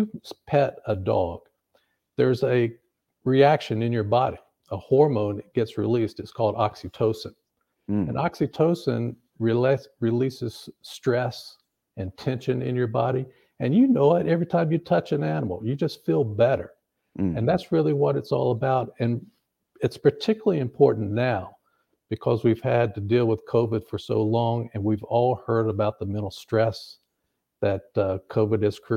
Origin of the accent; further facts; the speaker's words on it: North Carolina, United States; also born or lived in upstate New York; now in Tennessee, United States; growing up, we grew up in North Carolina, out in the country.